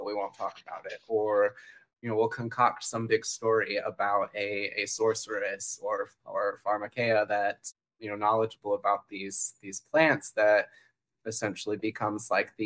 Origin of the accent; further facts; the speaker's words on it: Fort Wayne, Indiana, United States; now in Florida, United States; It's actually my hometown.